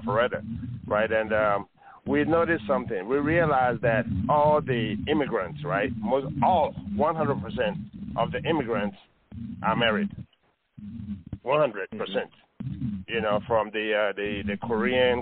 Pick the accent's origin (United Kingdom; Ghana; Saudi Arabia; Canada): Ghana; I'm from Ghana.